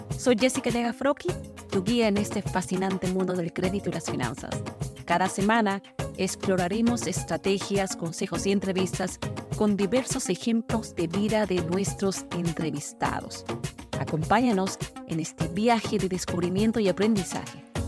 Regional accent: Peru; moved away; yo soy peruana

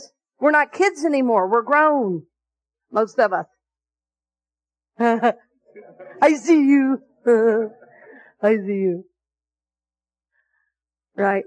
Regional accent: the South, United States; the way I grew up in the South at that particular time.

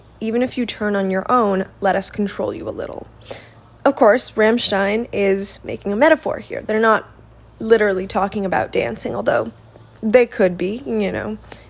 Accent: United States; I am American

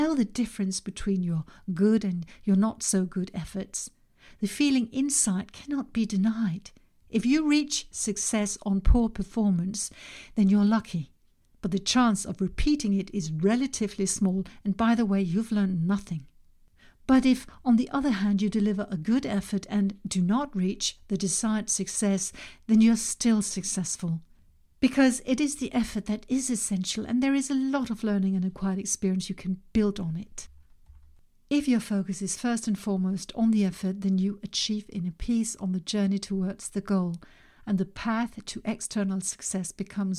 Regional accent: Denmark; In my home country, Denmark

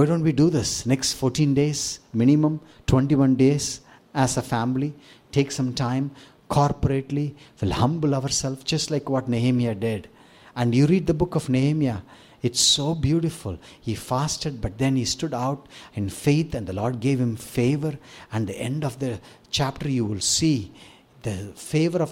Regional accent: India; as an Indian

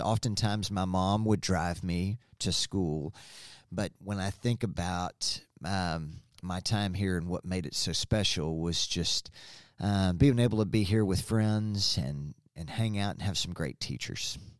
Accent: Springdale, Arkansas, United States; I was born in Springdale a long, long time ago, and was able to spend several wonderful years at John Tyson Elementary School.

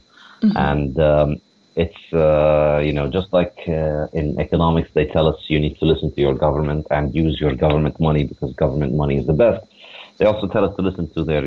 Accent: Ramallah, West Bank, Palestine; moved away as an adult; also born or lived in New York, United States; now in Beirut, Lebanon; originally I grew up in Ramallah in the West Bank in Palestine

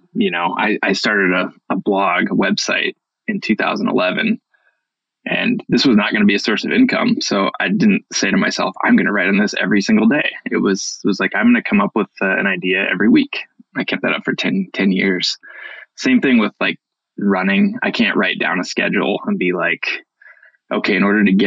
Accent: Iowa, United States; moved away as an adult; also born or lived in Montana; I moved west from the Midwest, from Iowa. I'd grown up in Iowa and discovered the mountains

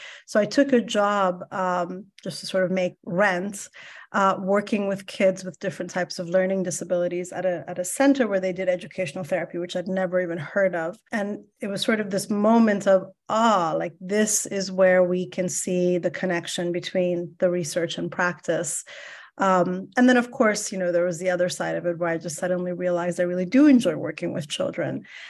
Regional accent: Iran; now in United States; I am also a first generation immigrant. I'm Iranian American. And so as an immigrant, I was always very much aware that education is going to be sort of the way forward in this brand new world.

